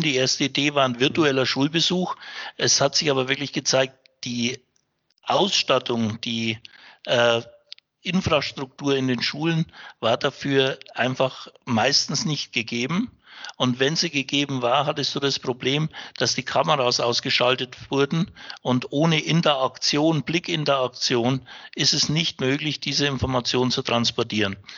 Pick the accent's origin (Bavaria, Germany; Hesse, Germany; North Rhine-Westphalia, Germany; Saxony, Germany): Bavaria, Germany; Upper Franconia; bin gebürtiger Franke, also auch einheimisch